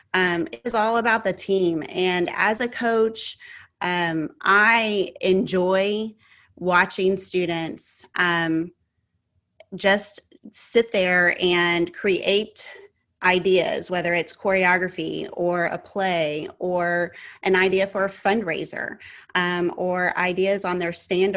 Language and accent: English; Texas, United States; I'm from Texas. I'm a Texas girl, and everything is big here in Texas